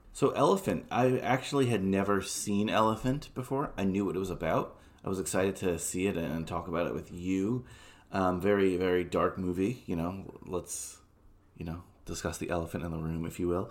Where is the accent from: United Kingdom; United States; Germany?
United States; New York City, New York; I was born in Flushing